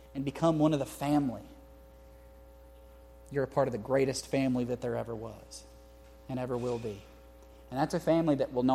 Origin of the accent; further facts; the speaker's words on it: Houston, Texas, United States; also born or lived in Harlingen, Texas; I grew up in Houston.